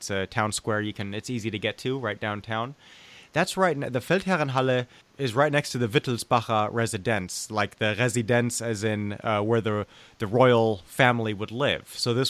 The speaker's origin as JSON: {"language": "English", "town": "Munich", "region": "Bavaria", "country": "Germany", "tie": "born or raised there", "said": "Ich bin Bayer. Sure. I grew up in Munich, all right? From the ages of 4 to 19, I lived there off and on, altogether 10 years."}